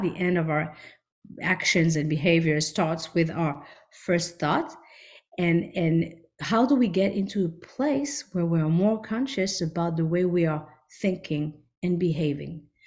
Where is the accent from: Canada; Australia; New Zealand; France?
France; also born or lived in Israel / New York; now in Miami, United States; I grew up in France, then we moved to Israel